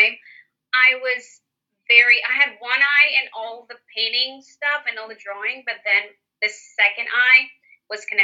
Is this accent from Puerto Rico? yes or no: yes; Puerto Rico; moved away; I was born in Puerto Rico and I'm actually here right now. I've been spending the entire pandemic here with my family.